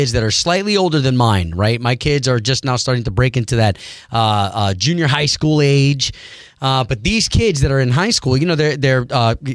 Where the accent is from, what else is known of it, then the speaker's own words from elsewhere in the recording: Central Florida, United States; also born or lived in New York; as a Central Floridian, and I've been in Florida my whole life. Like, I moved down from New York when I was 5. So I've been in Florida my whole life